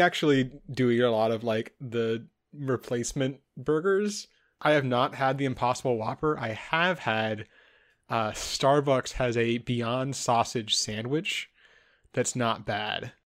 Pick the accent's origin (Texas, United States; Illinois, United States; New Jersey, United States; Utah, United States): Texas, United States; I grew up in Texas